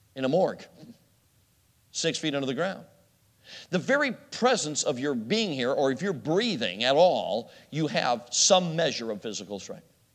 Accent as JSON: {"language": "English", "town": "Chicago", "region": "Illinois", "country": "United States", "tie": "born or raised there", "said": "I grew up in Chicago"}